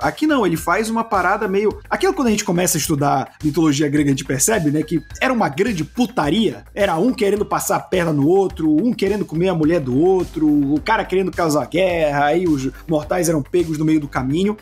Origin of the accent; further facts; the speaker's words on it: Belém, Pará, Brazil; eu cresci, nasci e fui criado em Belém